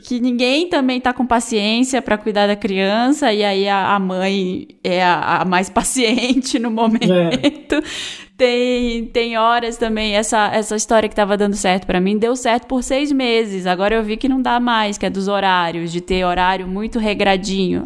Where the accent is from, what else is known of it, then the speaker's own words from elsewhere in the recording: Brazil; a gente é brasileiro